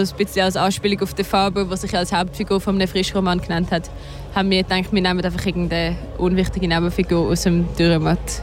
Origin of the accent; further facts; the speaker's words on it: Switzerland; first language Swiss German; unsere Muttersprache